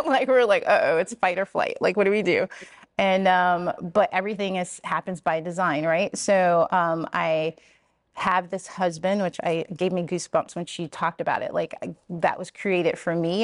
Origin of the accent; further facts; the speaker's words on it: Richmond, Virginia, United States; moved away; also born or lived in Columbia, Maryland; this is my hometown.